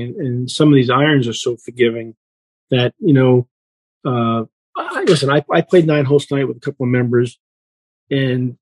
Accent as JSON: {"language": "English", "region": "Northeast", "country": "United States", "tie": "born or raised there", "said": "I grew up in the Northeast on golf courses like Wingfoot and Westchester"}